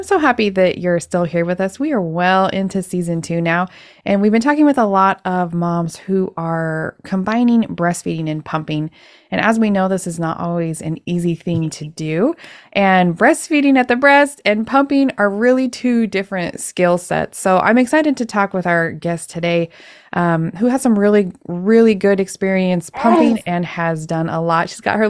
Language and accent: English; Idaho, United States; I'm from Idaho